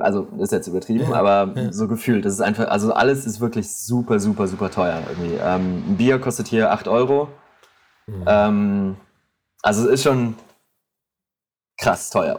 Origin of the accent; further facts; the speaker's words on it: St. Tönis, North Rhine-Westphalia, Germany; now in Tel Aviv, Israel; aus meinem Dörfchen, St. Tönis, wo ich herkomme in Deutschland, ähm, bei Düsseldorf, Krefeld, die Ecke